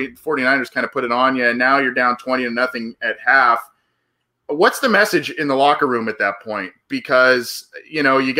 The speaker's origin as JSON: {"language": "English", "region": "Southern California", "country": "United States", "said": "I'm from Southern California, so I follow a bit the Chargers and their move from San Diego to LA."}